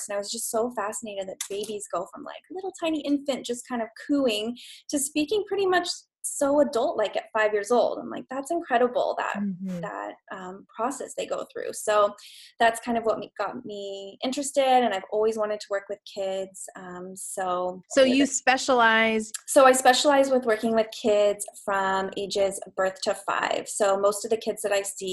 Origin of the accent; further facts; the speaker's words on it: Idaho, United States; also born or lived in Los Angeles, California; now in Vancouver, Canada; I'm originally from the States, Idaho, actually.